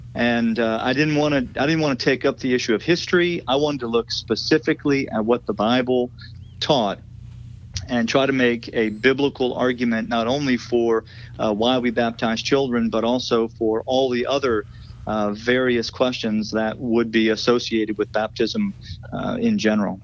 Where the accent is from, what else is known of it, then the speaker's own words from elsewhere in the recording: South Louisiana, United States; I grew up in South Louisiana, and my whole family has been in South Louisiana for for generations